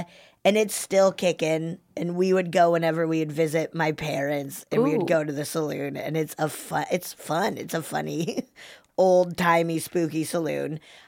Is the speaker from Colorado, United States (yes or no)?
yes; Colorado, United States; moved away as an adult; now in California, United States; because I grew up in the mountains of Colorado. And I remember when I first, and I went to school in the mountains of Colorado.